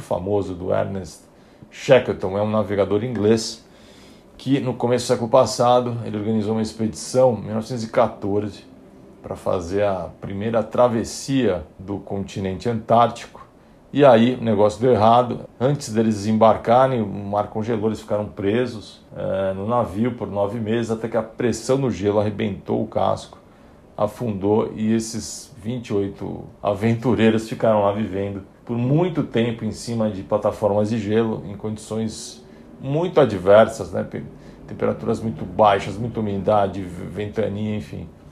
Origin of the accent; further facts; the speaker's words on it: São Paulo, Brazil; Eu, eu nasci em São Paulo, em família de classe média